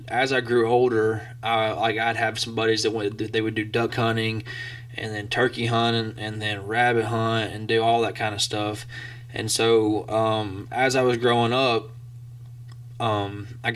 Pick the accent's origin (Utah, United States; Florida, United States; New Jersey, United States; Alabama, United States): Alabama, United States; Scottsboro; born or raised there; moved away as an adult; now in Blacksburg, United States